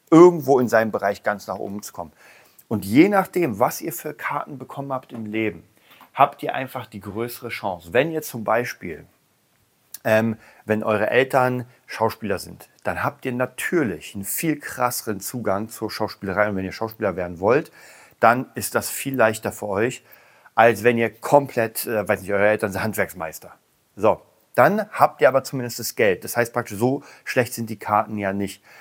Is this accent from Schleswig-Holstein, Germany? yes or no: no; Berlin, Germany; ich komme aus Berlin, hier gibt es eine ganze Menge Penner.